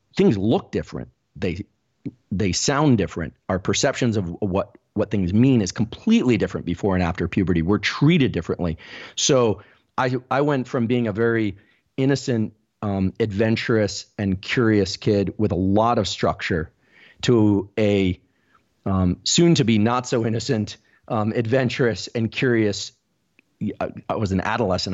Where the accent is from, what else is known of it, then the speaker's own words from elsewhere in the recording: Palo Alto, California, United States; we actually grew up in Palo Alto.